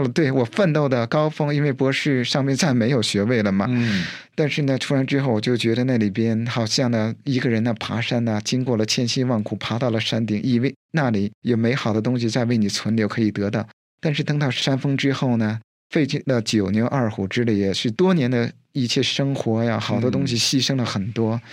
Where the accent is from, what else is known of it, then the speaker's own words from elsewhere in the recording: China; moved away; 我是在大陆长大的